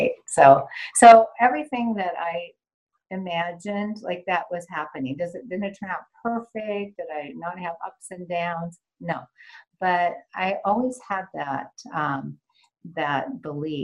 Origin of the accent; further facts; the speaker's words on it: Washington, United States; moved away as an adult; also born or lived in New York City / Geneva; I grew up in Washington State, so I'm in Pacific Northwest